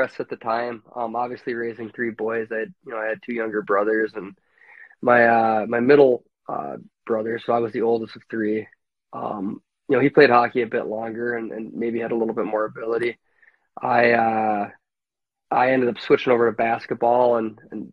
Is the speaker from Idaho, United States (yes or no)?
no; Maple Grove, Minnesota, United States; also born or lived in Williston, North Dakota; landed in Maple Grove, Minnesota, a lot different Maple Grove, Minnesota than now, at roughly the age of five or six, where I started my journey here and went to elementary school